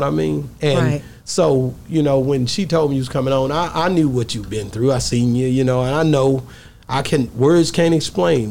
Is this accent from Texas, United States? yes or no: yes; East Texas, United States; I'm from East Texas, too